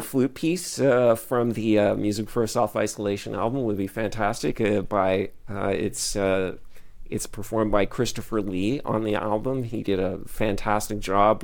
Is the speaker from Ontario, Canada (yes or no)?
yes; Ottawa, Ontario, Canada; also born or lived in Toronto; when I was growing up in Ottawa